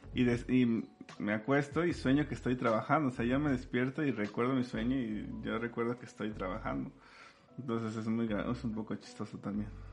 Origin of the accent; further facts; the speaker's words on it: Sierra Norte de Puebla, Mexico; yo soy de la Sierra Norte de Puebla